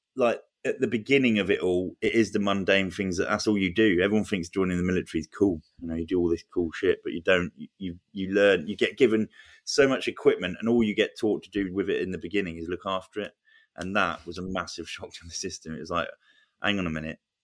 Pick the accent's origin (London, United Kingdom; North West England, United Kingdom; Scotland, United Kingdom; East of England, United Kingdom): East of England, United Kingdom; Luton; I grew up in Luton.